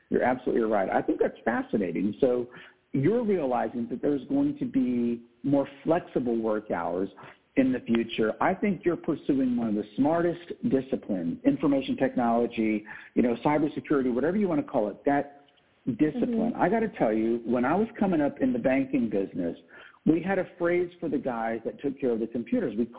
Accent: San Antonio, Texas, United States; now in New Braunfels, United States; a first-class Division I school in my hometown, San Antonio, Texas

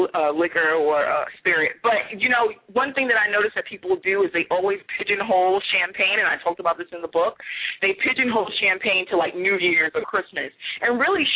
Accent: New York, United States; I'm from the Big Apple, too. I'm from New York. So I'm originally from New York, so that's one of my hometown drinks

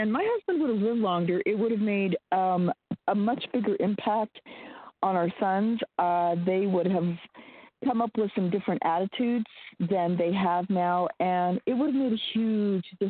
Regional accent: Wyoming, United States; I grew up in Wyoming

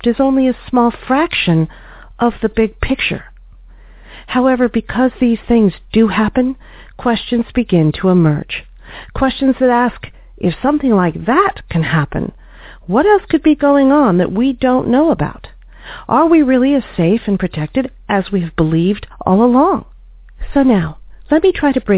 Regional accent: United States; As American consumers

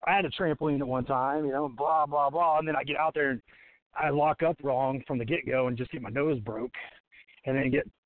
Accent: Washington, Indiana, United States; started in this little gym in my hometown, Washington, Indiana.

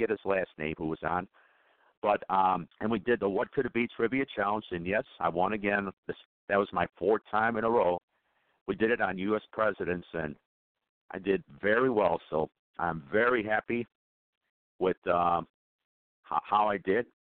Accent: Chicago, Illinois, United States; I'm from Chicago, Illinois

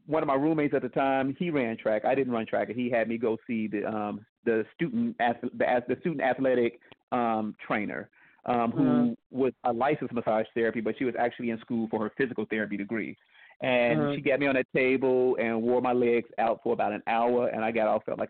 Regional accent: Indiana, United States; moved away as an adult; now in Dallas, United States; I'm originally from Indiana. I live in Dallas now.

